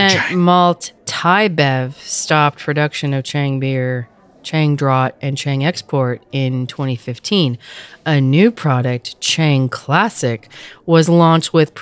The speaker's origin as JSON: {"language": "English", "region": "Pennsylvania", "country": "United States", "tie": "born or raised there", "said": "I grew up in Pennsylvania."}